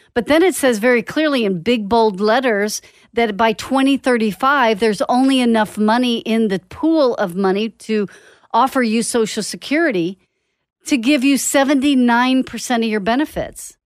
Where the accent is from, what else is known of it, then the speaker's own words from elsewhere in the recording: Dallas, Texas, United States; moved away; I grew up in Dallas and I used to drive from Lake Dallas or Denton all the way to Garland